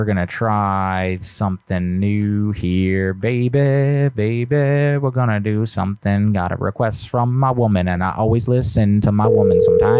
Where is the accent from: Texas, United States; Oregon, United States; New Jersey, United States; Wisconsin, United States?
New Jersey, United States; moved away as an adult; I'm from Jersey. I just moved here a couple months ago.